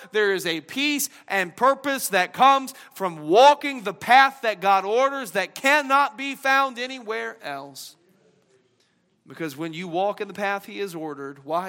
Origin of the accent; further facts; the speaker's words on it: the South, United States; accent: Southern twang; I'm from the South, I kind of eased back in the old little twang